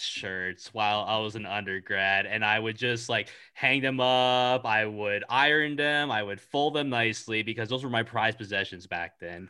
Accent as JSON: {"language": "English", "region": "California", "country": "United States", "said": "I'm from California"}